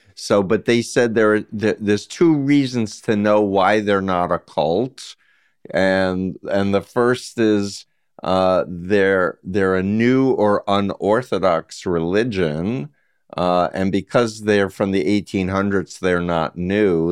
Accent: New York, United States; I grew up in New York

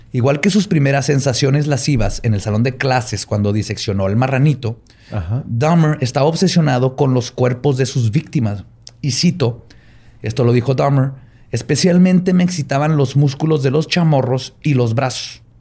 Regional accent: Chihuahua, Mexico; Es que soy de Chihuahua.

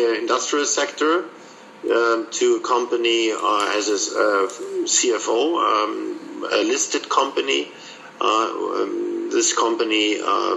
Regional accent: Munich, Bavaria, Germany; I was born in Munich

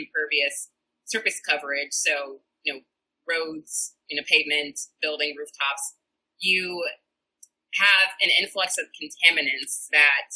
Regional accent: St. Louis, Missouri, United States; moved away as an adult; also born or lived in California; now in Seattle, United States; I am from St. Louis, Missouri, and did my PhD there

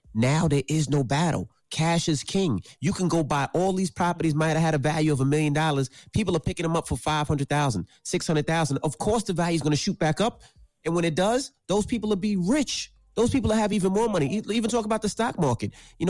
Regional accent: Queens, New York, United States; One thing that I thought was very, very important for me growing up, and I'm from Jamaica, Queens, was after school programs.

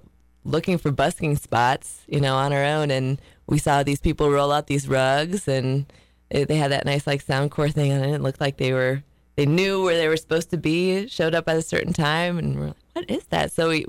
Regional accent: Minnesota, United States; now in Chattanooga, United States; Minnesota, actually.

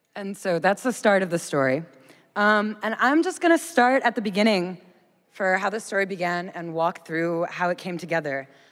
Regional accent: United States; I'm an American

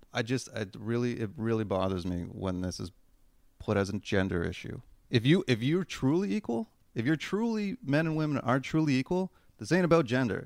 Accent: Canada; I'm fucking Canadian

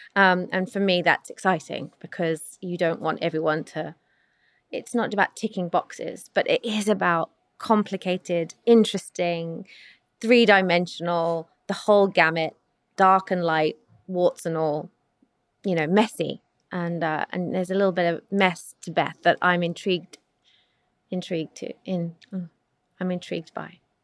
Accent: London, United Kingdom; I'm not American, so I grew up in South London, England.

